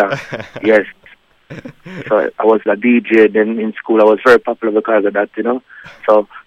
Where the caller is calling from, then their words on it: Jamaica; I'm calling from Jamaica